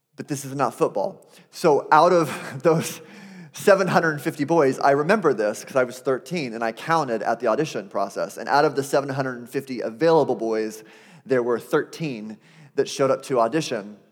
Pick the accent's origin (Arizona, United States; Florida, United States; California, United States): Arizona, United States; I grew up in Arizona